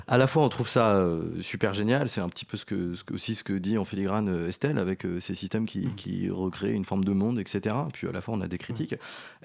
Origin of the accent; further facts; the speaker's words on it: Brittany, France; je suis breton